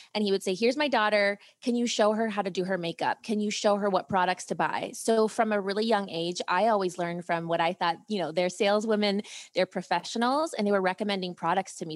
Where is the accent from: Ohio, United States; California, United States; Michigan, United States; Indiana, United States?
Ohio, United States; also born or lived in Europe; I grew up in Ohio